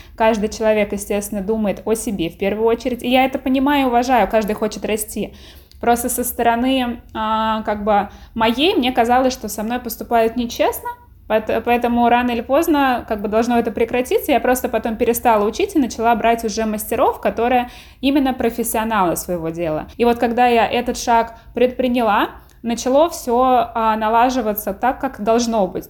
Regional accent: Tver, Tver Oblast, Russia; moved away as an adult; now in United States; в моем родном городе таких перспектив особо не было

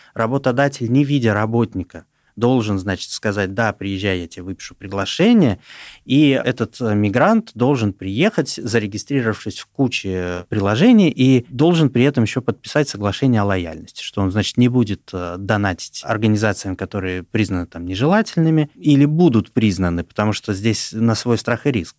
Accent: Kazakhstan; moved away as an adult; now in Russia; я тоже трудовой мигрант, я еще не получил гражданство России, я из сам из Казахстана.

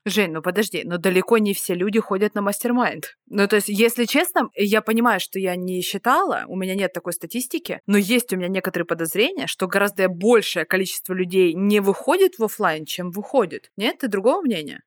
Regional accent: Rostov-on-Don, Rostov Oblast, Russia; я из Ростова-на-Дону

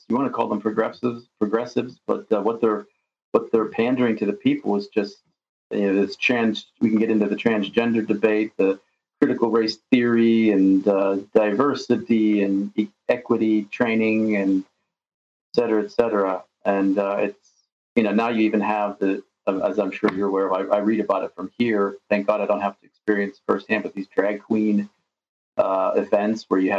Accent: United States; moved away as an adult; now in Russia; my childhood growing up in America

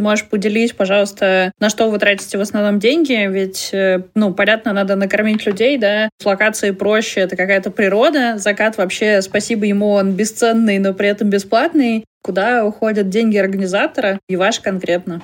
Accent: Perm Krai, Russia; Я из Пермского края

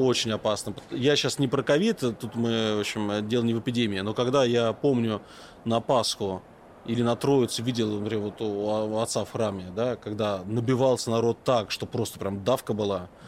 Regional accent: Moscow, Russia; я, как коренной житель Москвы, а сейчас живу в Москве, но то есть коренной москвич

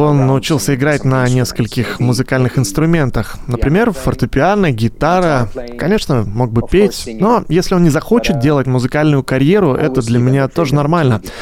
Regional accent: Finland; born or raised there

